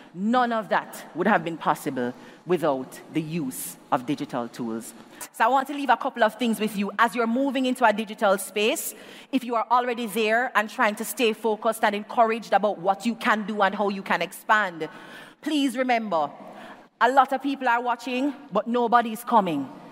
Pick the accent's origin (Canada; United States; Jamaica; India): Jamaica; as a Jamaican